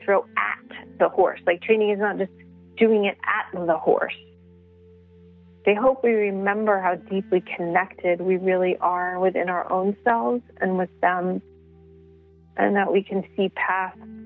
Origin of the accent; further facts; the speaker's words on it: New York City, New York, United States; I grew up in the Bronx.